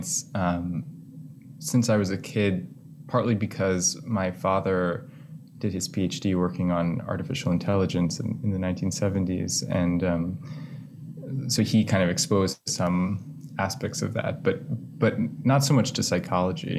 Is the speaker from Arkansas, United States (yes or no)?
no; Chicago, Illinois, United States; also born or lived in Connecticut; I was born in Connecticut, but I grew up mostly in Chicago.